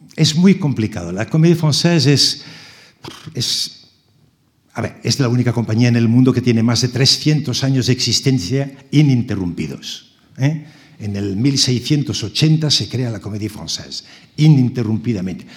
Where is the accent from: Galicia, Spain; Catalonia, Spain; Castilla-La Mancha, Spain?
Catalonia, Spain; Barcelona; moved away; also born or lived in Strasbourg; de pequeño en Barcelona